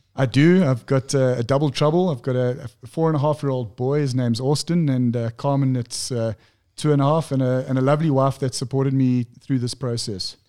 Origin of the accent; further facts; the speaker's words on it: Pietermaritzburg, KwaZulu-Natal, South Africa; born and bred in Pietermaritzburg.